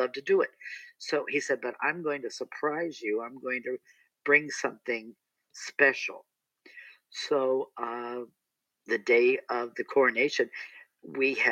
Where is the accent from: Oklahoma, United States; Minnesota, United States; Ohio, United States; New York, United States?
Ohio, United States; Akron; now in Palm Springs, United States; when I was growing up in Akron, Ohio